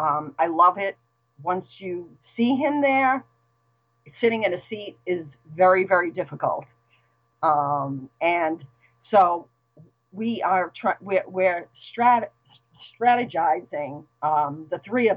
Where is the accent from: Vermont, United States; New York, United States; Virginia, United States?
New York, United States; Brooklyn; now in Boston, United States; Well, I hail from Brooklyn, New York. And so that kind of gives me kind of a certain stereotypical personality trait, which is, I say that in a good way. I love being a New Yorker. I am a transplant. I now live in Boston.